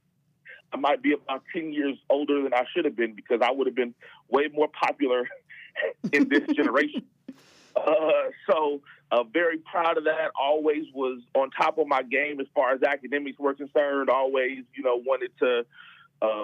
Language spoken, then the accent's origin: English; Inglewood, California, United States; born and raised in Inglewood, California